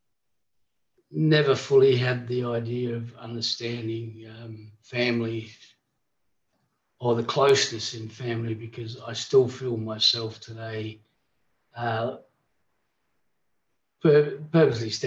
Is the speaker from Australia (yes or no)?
yes; Port Lincoln, South Australia, Australia; also born or lived in Darwin / Queensland / Adelaide / Perth; back in Port Lincoln's my hometown. I've come back and I've stayed here